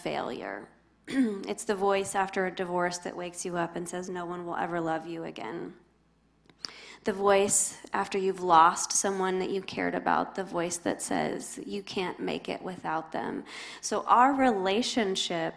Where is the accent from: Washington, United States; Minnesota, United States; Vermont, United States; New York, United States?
Washington, United States; Spokane; moved away as an adult; now in Tennessee, United States; I grew up in the Northwest in Spokane, Washington, but have been here in Tennessee for a couple of decades